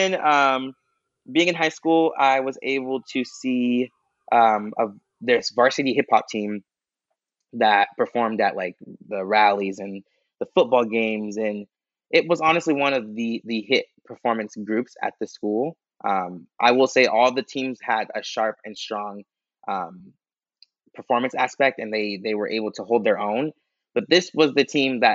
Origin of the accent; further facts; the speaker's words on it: Corona, California, United States; I'm from Corona